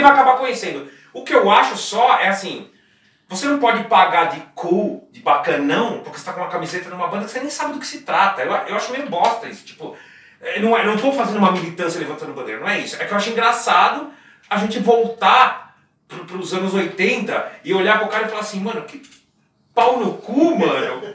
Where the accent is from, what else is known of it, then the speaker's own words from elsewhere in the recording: Brazil; eu sou brasileiro